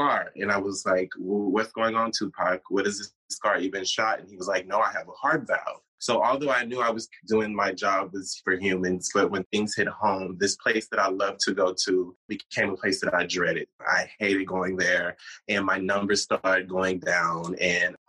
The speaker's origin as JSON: {"language": "English", "town": "Austin", "region": "Texas", "country": "United States", "also_born_or_lived": "New York / Los Angeles", "moved": "yes", "said": "I'm from Austin, Texas"}